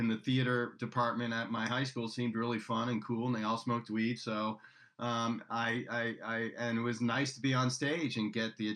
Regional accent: Washington, District of Columbia, United States; now in California, United States; my hometown where I grew up, Washington, D.C. area

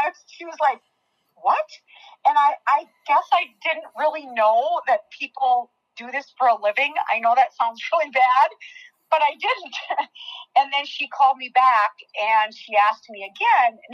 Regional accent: South Dakota, United States; born and raised in South Dakota

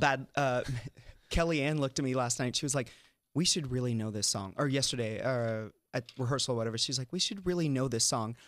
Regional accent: Tennessee, United States; moved away; I'm from Tennessee

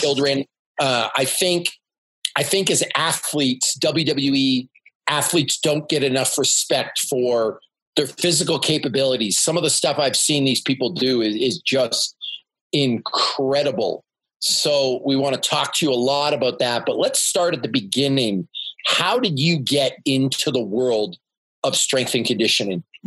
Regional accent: Canada; I'm a Canadian

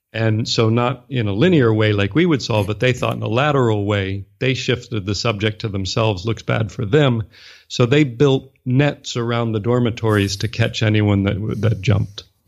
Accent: Washington, District of Columbia, United States; moved away as an adult; also born or lived in Nashville / Japan / China / Singapore; Born and raised in the U S, I grew up in Washington, D C

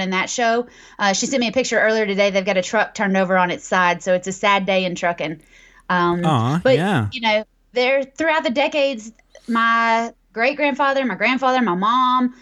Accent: East Tennessee, United States; I'm from East Tennessee

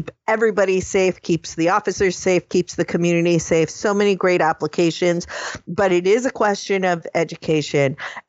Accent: New England, United States; I am from New England

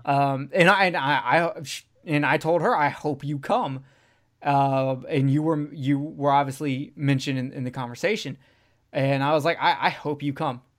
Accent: the South, United States; I'm from the South

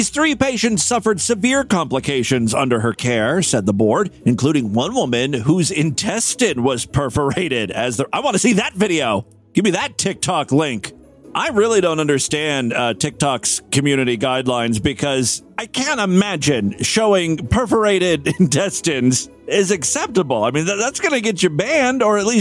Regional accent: Ohio, United States; my home state

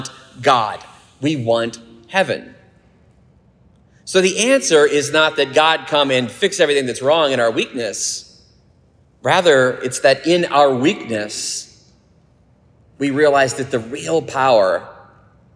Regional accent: United States; I love our country

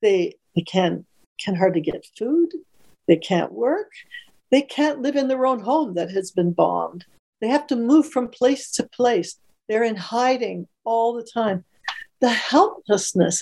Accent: Canada; as a Canadian, yes, daughter of immigrants, I had no difficulty in any way in Canada getting into university

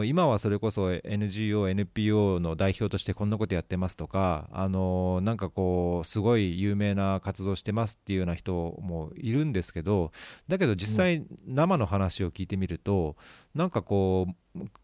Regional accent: Saitama, Japan; 僕も埼玉出身

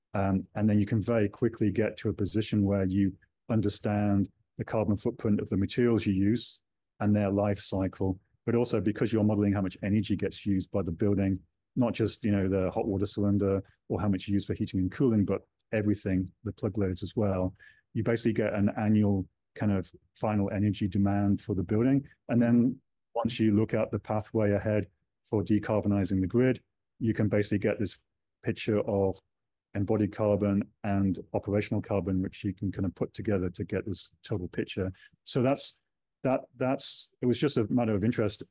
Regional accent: United Kingdom; now in New Zealand; being British

